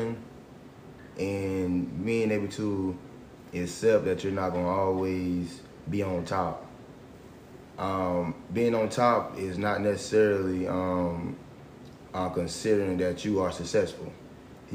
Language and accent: English; Florence, South Carolina, United States; 33 years old, from Florence, South Carolina